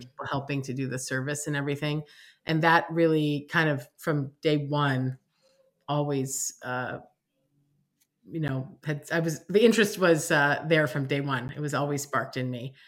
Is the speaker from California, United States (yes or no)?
no; New York City, New York, United States; growing up in New York, growing up on the Upper East Side